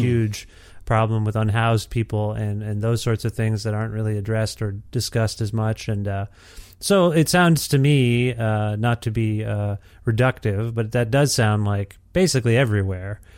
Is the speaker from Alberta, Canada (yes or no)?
no; Cambridge, Ontario, Canada; I grew up in Ontario. I grew up in Cambridge, Ontario